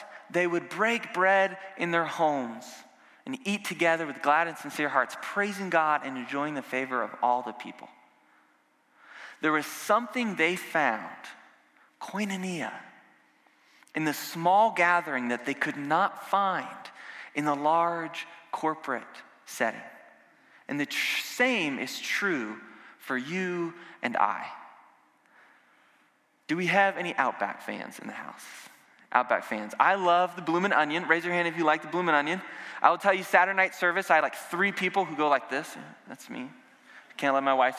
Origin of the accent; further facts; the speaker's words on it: the South, United States; I grew up in the South and in a Southern Baptist church